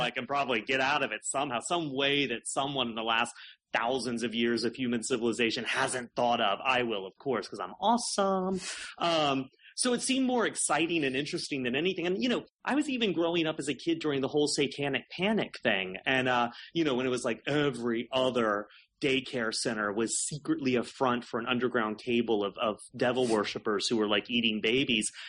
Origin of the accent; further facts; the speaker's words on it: South Carolina, United States; I grew up in South Carolina in a really a really religious home